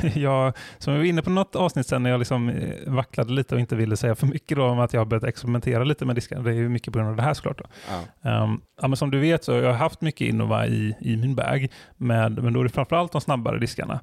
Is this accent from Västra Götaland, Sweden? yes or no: yes; Bohuslän, Västra Götaland, Sweden; jag är från Bohuslän och öarna där folk iar och sånt